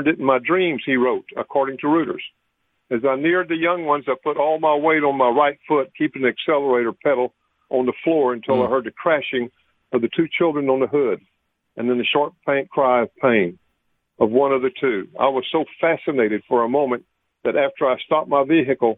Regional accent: Del Rio, Texas, United States; I'm from Del Rio. The river's right out my back door about a mile

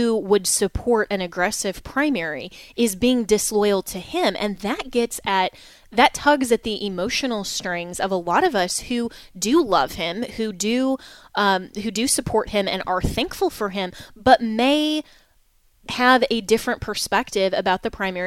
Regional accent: Colorado, United States; I'm from Colorado

